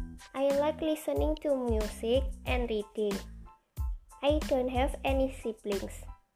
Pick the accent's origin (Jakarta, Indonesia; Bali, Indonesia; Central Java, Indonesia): Central Java, Indonesia; Semarang; I am from Semarang and I live in Plamongan Indah. I was born in Semarang April 9, 2007. I am 13 years old.